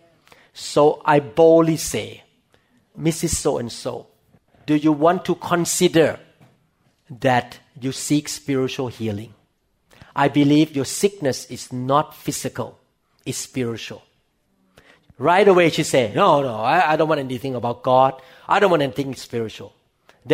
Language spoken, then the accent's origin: English; Thailand; English is a second language; moved away; I came from Thailand and I speak Thai. So people who understand Thai understand me. I cannot speak English as well as Thai